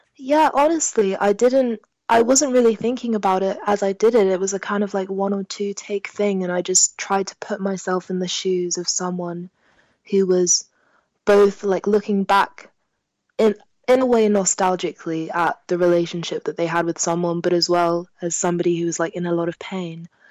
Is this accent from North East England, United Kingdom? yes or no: no; London, United Kingdom; first language French; English is a second language; I'm born and bred in London